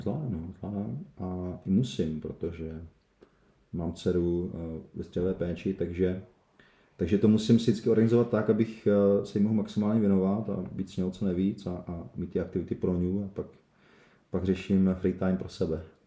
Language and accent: Czech; Uherské Hradiště area, Moravia, Zlín Region, Czechia; moved away as an adult; also born or lived in Prague; já vlastně pocházím z Sochkara, Uherského Hradiska